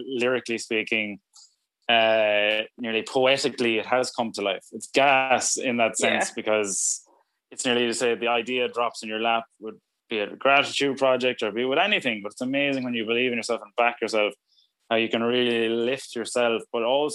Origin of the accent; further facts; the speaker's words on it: Ireland; we're Irish